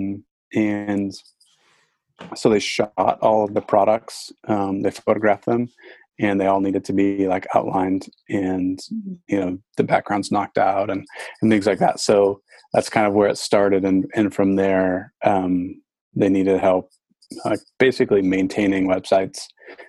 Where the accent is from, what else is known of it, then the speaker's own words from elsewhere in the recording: Glen Ellyn, Illinois, United States; moved away as an adult; also born or lived in Seattle; I grew up in Chicago, in the suburbs, out west, in Glen Ellen